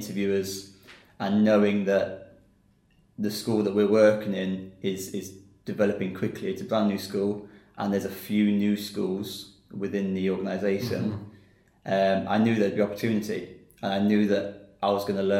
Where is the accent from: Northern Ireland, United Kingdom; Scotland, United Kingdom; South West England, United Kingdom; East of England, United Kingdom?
East of England, United Kingdom; Peterborough; moved away as an adult; also born or lived in Düsseldorf, Germany / Lincoln, Lincolnshire; now in China; We came back to the UK and settled in Peterborough. So I live in a small town, village outside Peterborough. Lived there my whole life, really.